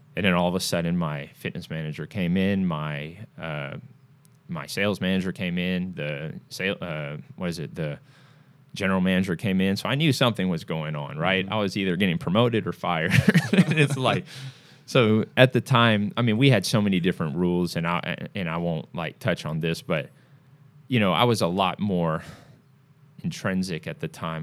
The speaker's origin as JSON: {"language": "English", "country": "Singapore", "moved": "yes", "lives_now": "United States", "said": "I'm originally from Singapore"}